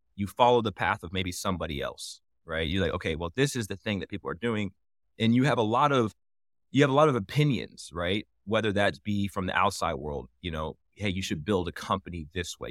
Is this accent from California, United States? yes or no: no; Indianapolis, Indiana, United States; I'm from Indianapolis, hometown, like, something near and dear to my heart